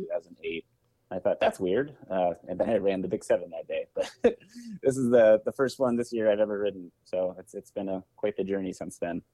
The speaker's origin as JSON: {"language": "English", "town": "Eldridge", "region": "Iowa", "country": "United States", "tie": "born or raised there", "also_born_or_lived": "Des Moines, Iowa", "moved": "as an adult", "lives_now": "Milwaukee, United States", "said": "I was born in Des Moines, grew up in the Quad Cities"}